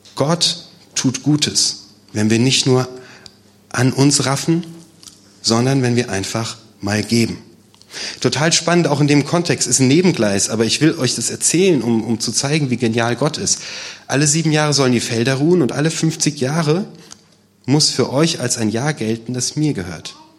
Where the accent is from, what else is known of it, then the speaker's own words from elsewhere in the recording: Germany; als Deutsche, als Europäer